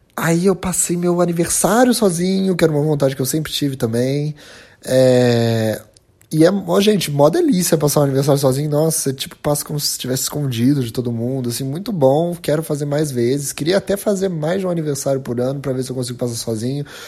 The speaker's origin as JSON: {"language": "Portuguese", "country": "Brazil", "said": "a gente como brasileiro"}